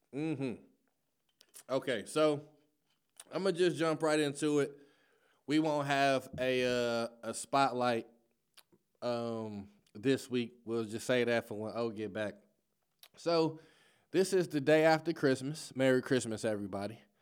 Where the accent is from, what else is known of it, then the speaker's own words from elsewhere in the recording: Chicago, Illinois, United States; now in St. Louis, United States; I'm from Chicago